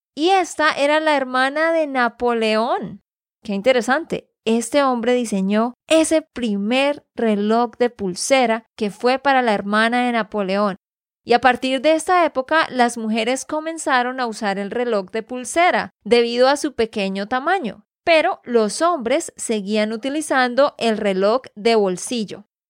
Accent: Santander, Colombia; de Santander, Colombia

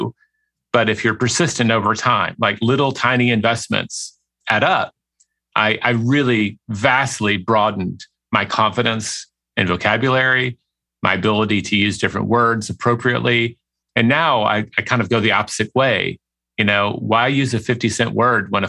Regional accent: Memphis, Tennessee, United States; moved away as an adult; also born or lived in Paris; now in Austin, United States; I grew up in Memphis, Tennessee, which is a big small town.

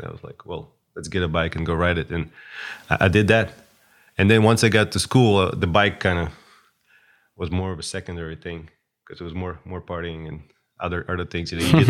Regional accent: Moscow, Russia; born there; Well, I was born in Moscow, but now we like to joke on our chat that I'm from Ukraine

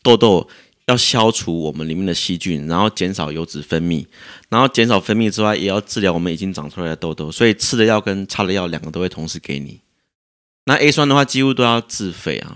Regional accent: Taichung, Taiwan; 我在台中长大的

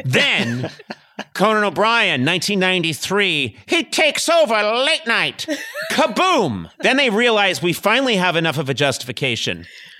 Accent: Boston, Massachusetts, United States; I've always thought, and I grew up in Boston, and winter there lasts like 11 months. And also, I grew up in the Boston of the late 60s and 70s

